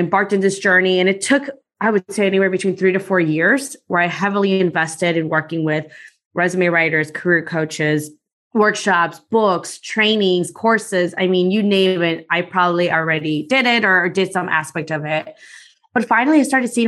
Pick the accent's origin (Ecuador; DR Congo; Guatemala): Guatemala; now in Chicago, United States; I'm from Guatemala. So I was born there and then I came to the US and been living in Chicago now for close to 30 years or so